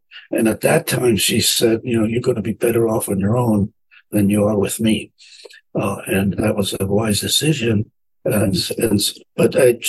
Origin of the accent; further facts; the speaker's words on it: Italy; now in United States; I grew up in the streets of Italy during the war. So I was was a thief for my first for 5 years, getting my own food by taking it.